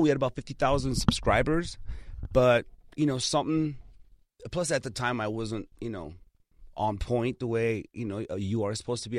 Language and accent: English; Los Angeles, California, United States; English is a second language; also born or lived in Armenia; I learned everything in Hollywood. You know, I grew up on Kingsley and Sunset and Fountain